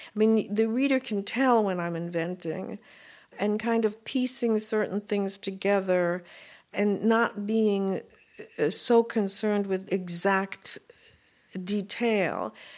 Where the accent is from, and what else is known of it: New York City, New York, United States; born or raised there; also born or lived in Brooklyn / Manhattan